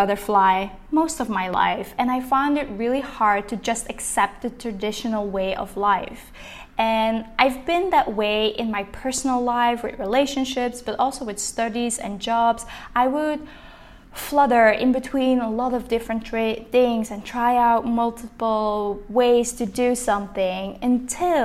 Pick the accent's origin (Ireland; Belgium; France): Belgium; Linkhout, Flanders; first language Dutch; English is a second language; moved away; I'm originally from Belgium, from a really small village in Limburg, which is called Linkhout.